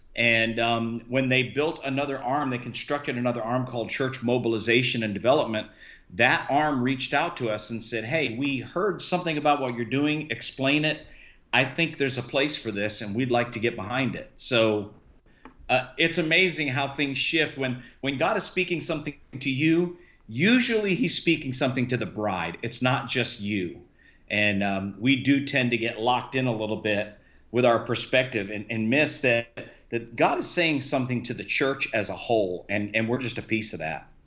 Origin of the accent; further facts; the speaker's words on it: Key West, Florida, United States; now in Sarasota, United States; I was raised in Key West, Florida